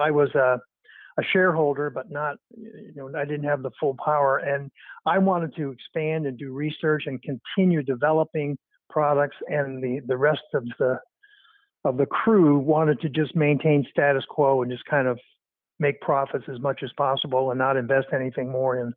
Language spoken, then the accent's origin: English; Canada; moved away as an adult; also born or lived in Toronto; I grew up in Canada. I moved to Los Angeles to set up Regenix in 1984